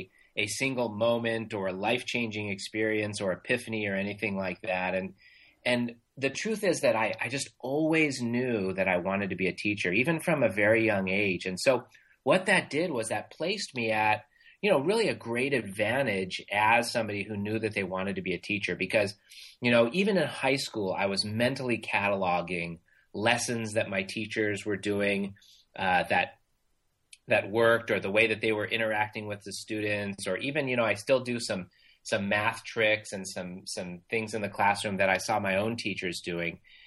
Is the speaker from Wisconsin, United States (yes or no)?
no; Irvine, California, United States; I grew up in Irvine, California